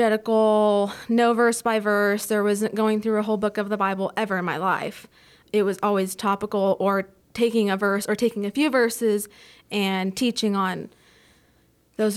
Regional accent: California, United States; moved away as an adult; also born or lived in San Francisco; now in the Shoals, Alabama, United States; I was born and raised in California as well, same area. I was raised in the city right next to the one he was raised in.

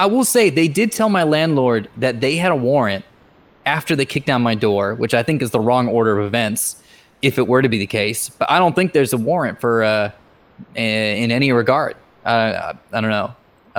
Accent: California, United States; I grew up in the Bay Area, so it's not the most unusual thing that's ever happened, so.

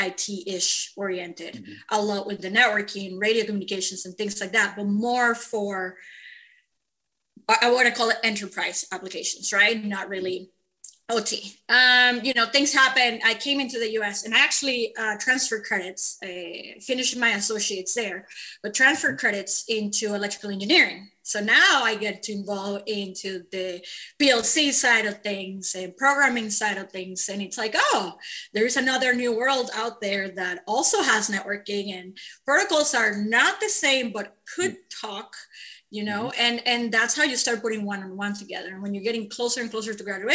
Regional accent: Venezuela; moved away as an adult; I'm an immigrant from Venezuela

